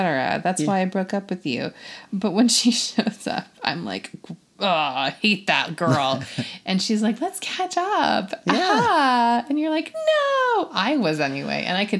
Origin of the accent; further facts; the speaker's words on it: Seattle, Washington, United States; Incidentally, we're from Seattle.